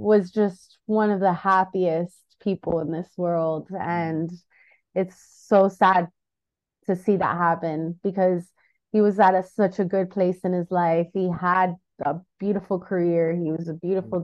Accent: United States; I was born in the United States

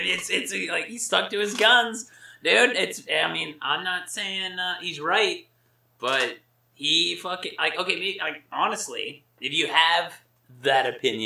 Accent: United States; I grew up in America

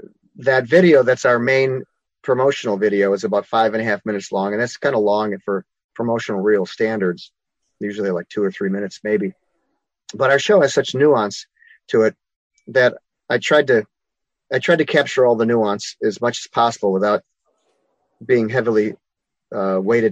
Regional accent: Chicago, Illinois, United States; I'm a Chicagoan, a native Chicagoan. I grew up on the south side of Chicago.

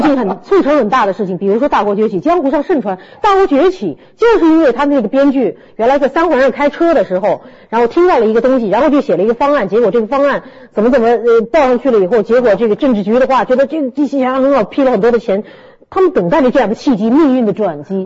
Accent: Shanghai, China; 我们上海人民

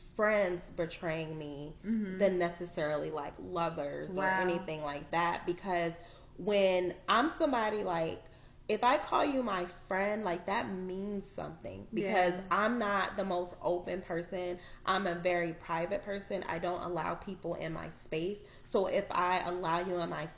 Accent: Arizona, United States; I grew up in Arizona

